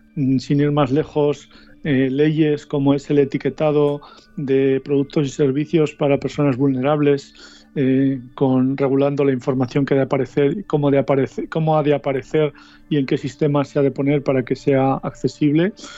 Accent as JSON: {"language": "Spanish", "area": "Soria", "region": "Castile and León", "country": "Spain", "tie": "born or raised there", "moved": "yes", "lives_now": "Madrid, Spain", "said": "en el que yo me movía en mi pueblo de Soria"}